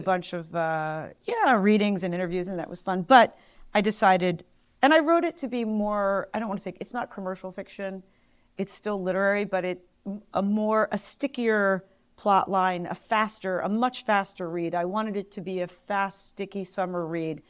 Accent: Philadelphia, Pennsylvania, United States; moved away; also born or lived in Los Angeles / New York; living back in my hometown

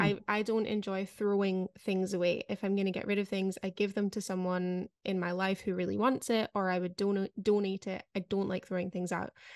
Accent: United Kingdom; moved away; as a Brit

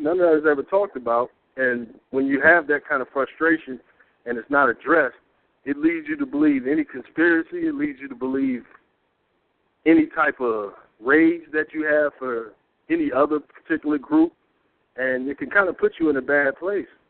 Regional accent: Peoria, Illinois, United States; I'm from the inner city of a place called Peoria, Illinois. So not Chicago, a little smaller

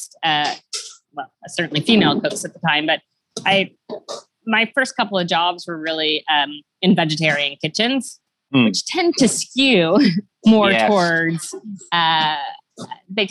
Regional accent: Ottawa, Ontario, Canada; also born or lived in Toronto; I was born in Ottawa, JP. Ottawa, but I moved to Toronto when I was 11

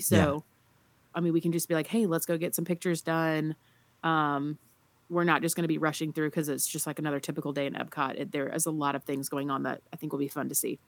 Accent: the South, United States; I'm from the South

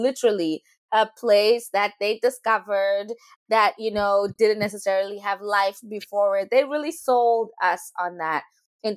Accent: Rustenburg, North West, South Africa; moved away as an adult; now in Vancouver, Canada; I come from the land of Tlakung, which is inside Rustenburg, which is inside this province called the Northwest in South Africa

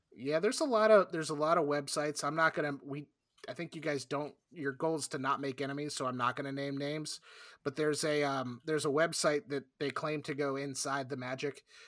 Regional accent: South Florida, United States; I grew up in South Florida

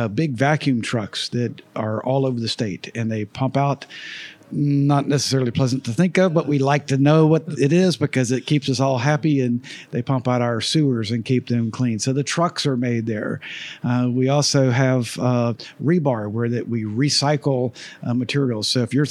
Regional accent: Jacksonville, Florida, United States; I was born and raised in Jacksonville

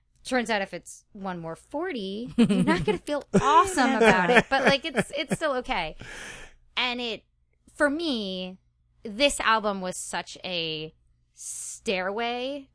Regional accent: Westchester County, New York, United States; moved away

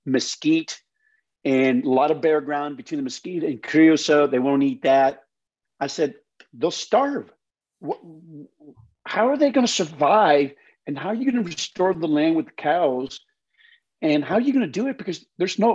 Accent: New Mexico, United States; moved away; also born or lived in Las Cruces, New Mexico / Oklahoma; I grew up in New Mexico

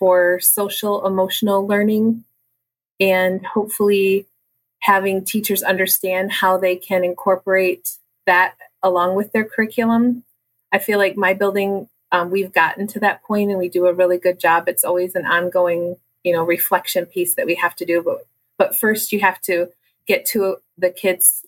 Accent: Cadillac, Michigan, United States; also born or lived in North Branch, Michigan; I actually was born and raised in Cadillac

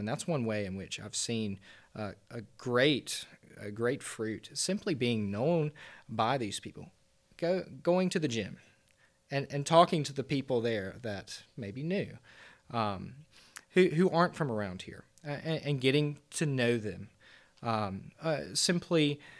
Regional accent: Deep South, United States; Growing up in the Deep South

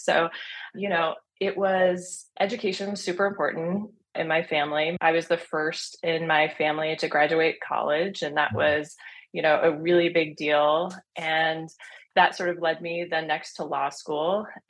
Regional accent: Washington County, Oregon, United States; born and raised in Washington County, in the rural part of Washington County. My parents had a business for 30 years in the community.

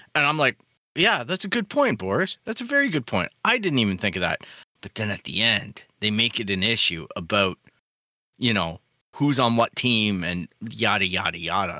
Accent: Canada; as a Canadian

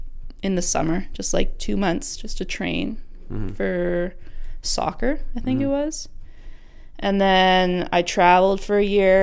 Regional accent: Ottawa, Ontario, Canada; moved away; also born or lived in Halifax, Nova Scotia; I'm from Ottawa originally.

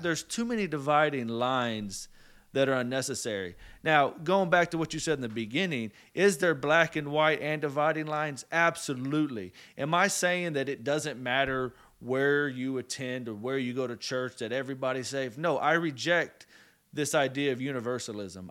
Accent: United States; we're American

